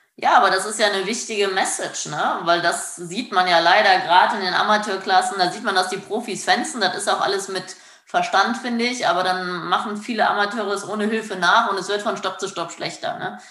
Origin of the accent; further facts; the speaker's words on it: Germany; bei uns in Deutschland, Europa